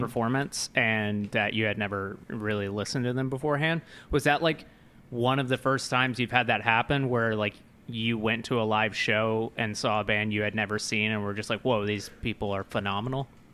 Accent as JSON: {"language": "English", "country": "United States", "tie": "born or raised there", "said": "American born and bred"}